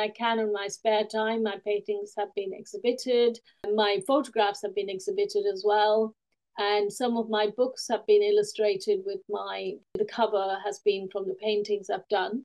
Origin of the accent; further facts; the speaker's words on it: India; now in United Kingdom; I've written since I was a small child growing up in India and also when I came to the UK